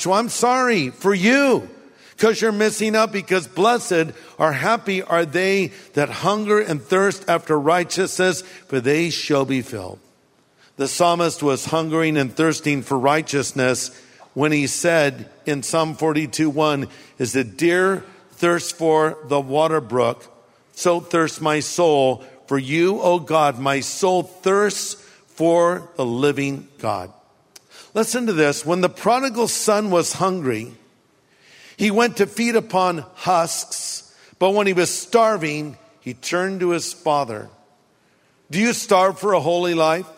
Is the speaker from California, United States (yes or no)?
yes; California, United States; I grew up here in California